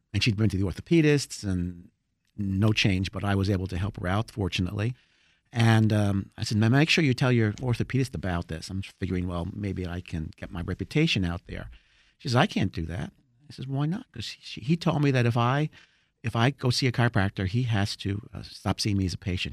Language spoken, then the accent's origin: English; New Jersey, United States; now in Rockville, United States; I'm originally from New Jersey